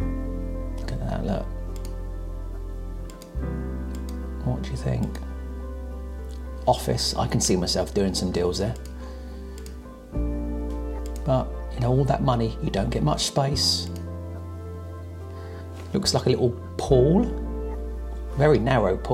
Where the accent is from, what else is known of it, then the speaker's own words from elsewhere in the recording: Portsmouth, South East England, United Kingdom; where I was born in Portsmouth